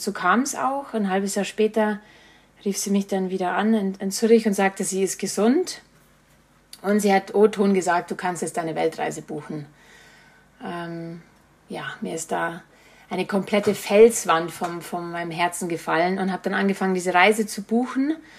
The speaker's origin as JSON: {"language": "German", "country": "Germany", "said": "nach Murnau transportiert wurde, also nach Bayern, das war nur so an, eineinviertel Stunden entfernt, wo ich, wo ich herkomme"}